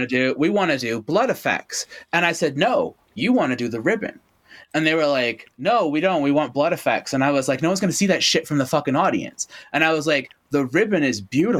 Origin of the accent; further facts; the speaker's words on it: Toronto, Ontario, Canada; when I was a like kid growing up in Toronto